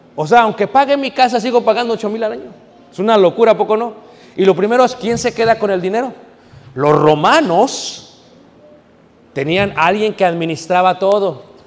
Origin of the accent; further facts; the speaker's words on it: Mexico City, Mexico; also born or lived in Guanajuato; now in United States; Yo crecí en Ciudad de México